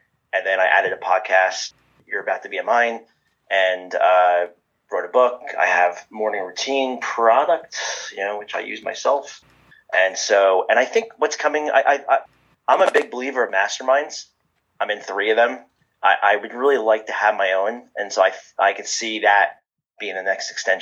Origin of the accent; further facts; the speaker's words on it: New Jersey, United States; I'm from New Jersey